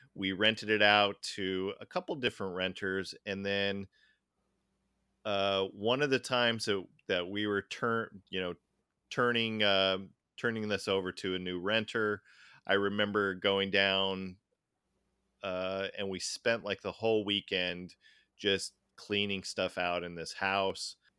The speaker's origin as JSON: {"language": "English", "town": "Tacoma", "region": "Washington", "country": "United States", "tie": "born or raised there", "said": "we grew up in Tacoma for the most part"}